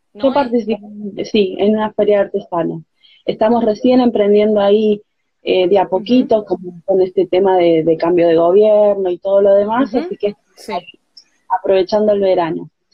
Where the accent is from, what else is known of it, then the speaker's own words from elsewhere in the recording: Barranqueras, Chaco, Argentina; now in Buenos Aires Province, Argentina; Nací en el Chaco